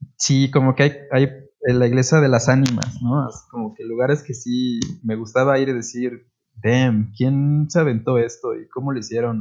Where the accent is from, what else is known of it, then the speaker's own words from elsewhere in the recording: Puebla, Mexico; como poblanos